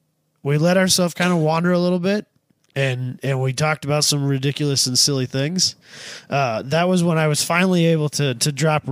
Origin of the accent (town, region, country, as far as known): Midwest, United States